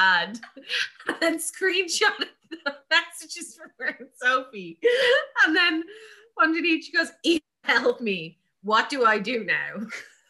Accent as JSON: {"language": "English", "country": "Ireland", "said": "two Irish girls"}